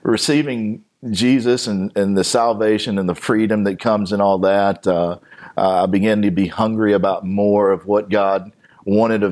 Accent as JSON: {"language": "English", "town": "Cowarts", "region": "Alabama", "country": "United States", "tie": "born or raised there", "said": "I grew up in Cowarts, which is right here around Dothan, Alabama"}